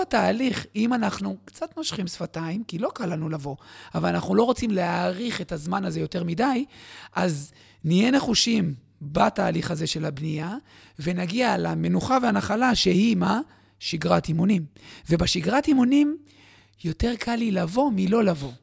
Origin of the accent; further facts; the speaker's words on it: Bat Yam, Tel Aviv District, Israel; also born or lived in Jerusalem; גדלתי בבת ים, הכי רחוק מהים שאפשר